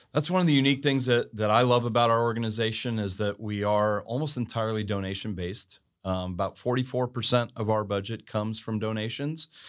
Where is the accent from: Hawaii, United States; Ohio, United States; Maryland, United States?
Maryland, United States; Annapolis; I grew up in Annapolis, Maryland